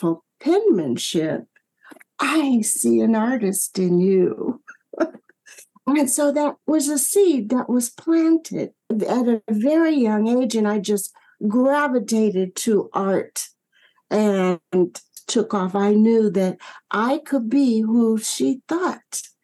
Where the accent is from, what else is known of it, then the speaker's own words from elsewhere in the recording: Michigan, United States; growing up in Michigan